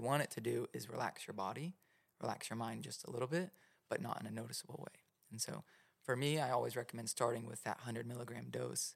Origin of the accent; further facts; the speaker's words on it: Oklahoma, United States; I'm from Oklahoma